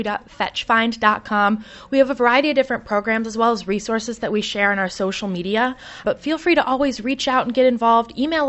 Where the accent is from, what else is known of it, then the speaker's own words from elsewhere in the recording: Michigan, United States; now in Chicago, United States; Chicago is home. I'm originally from Michigan.